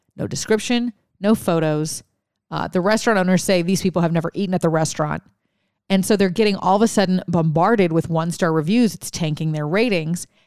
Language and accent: English; Louisiana, United States; we had Mardi Gras 'cause I grew up in Louisiana